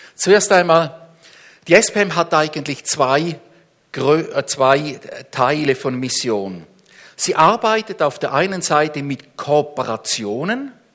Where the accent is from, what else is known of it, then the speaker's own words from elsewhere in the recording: Switzerland; uns als Schweizer